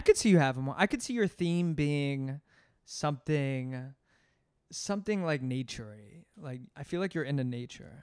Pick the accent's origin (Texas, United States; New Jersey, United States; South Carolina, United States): New Jersey, United States; Voorhees; now in New York, United States; I'm from New Jersey. Grew up outside Philadelphia